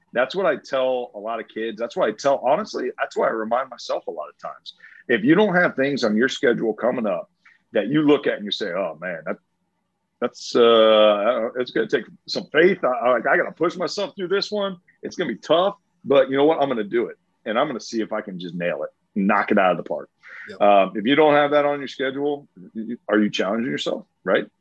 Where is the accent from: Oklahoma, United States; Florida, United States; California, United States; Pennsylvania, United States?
Florida, United States; St. Petersburg; born and raised in St. Pete